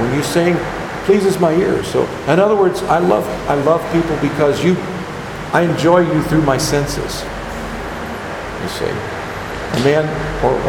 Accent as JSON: {"language": "English", "country": "United States", "said": "I'm an American and a taxpayer"}